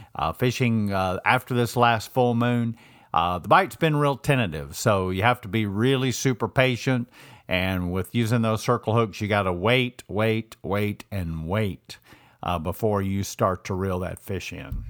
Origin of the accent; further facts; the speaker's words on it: Georgia, United States; moved away; I grew up, I was born and raised in Georgia